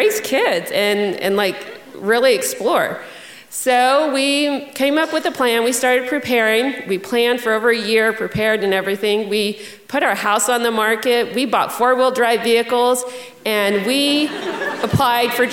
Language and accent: English; Texas, United States; also born or lived in San Antonio, Texas; A week after I graduated high school, I moved out of what had become my hometown